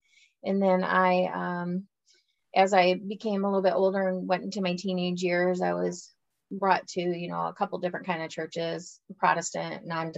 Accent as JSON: {"language": "English", "region": "Michigan", "country": "United States", "said": "I'm from Michigan."}